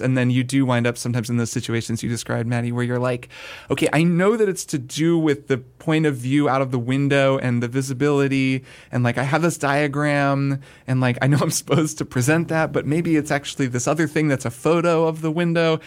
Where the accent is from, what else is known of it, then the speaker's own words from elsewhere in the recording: United States; as an American